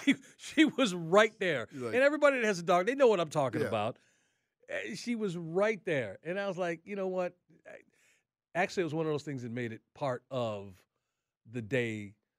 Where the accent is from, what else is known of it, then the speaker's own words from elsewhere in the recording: Atlanta, Georgia, United States; I said, we came up here from Atlanta.